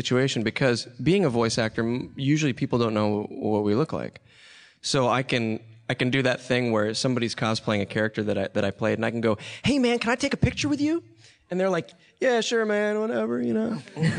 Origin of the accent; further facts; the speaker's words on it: Nashville, Tennessee, United States; I grew up in Nashville.